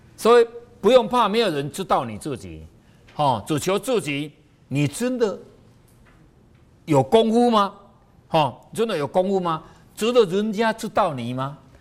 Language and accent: Chinese; Taiwan; 我们台湾话